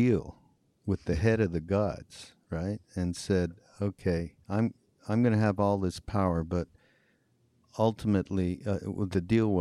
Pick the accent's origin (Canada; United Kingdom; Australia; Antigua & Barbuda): Canada; now in United States; I grew up in Canada. We're like foreigners who came and made it here in America